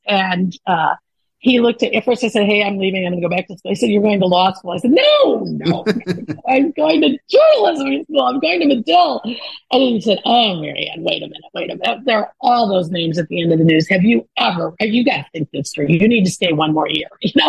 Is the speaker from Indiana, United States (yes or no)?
yes; Michigan City, Indiana, United States; now in Chicago, United States; I grew up in Michigan City, Indiana. So it's right. Basically a suburb.